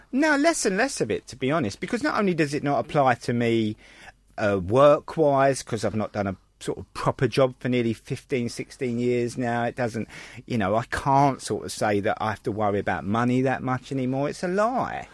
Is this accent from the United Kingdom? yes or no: yes; London, United Kingdom; I was born in Bethnal Green